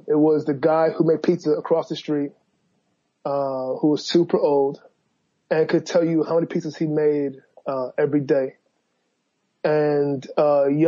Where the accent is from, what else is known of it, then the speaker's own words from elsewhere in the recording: Boston, Massachusetts, United States; now in New York, United States; I'm from Boston, Dorchester, Mass.